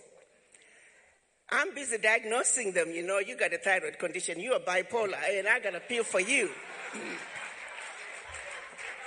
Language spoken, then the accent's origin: English; Chivu, Midlands, Zimbabwe; moved away as an adult; now in United States; I was born in Zimbabwe, some little village called Chivu. Came to this country to go to college